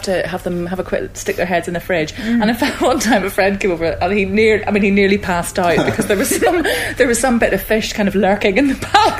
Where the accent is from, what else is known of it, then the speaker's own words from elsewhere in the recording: Belfast, Northern Ireland, United Kingdom; moved away; also born or lived in Netherlands; people at home are constantly complaining that I've lost my accent, but it's been whittled away over the years of living, well, just living away from Northern Ireland, because I lived in Holland